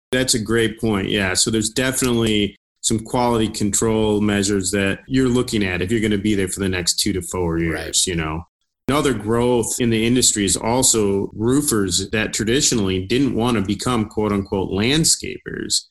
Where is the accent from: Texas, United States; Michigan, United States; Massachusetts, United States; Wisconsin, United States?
Michigan, United States; Traverse City; moved away as an adult; also born or lived in Chicago; I was born and raised here in Traverse City, and I recently came back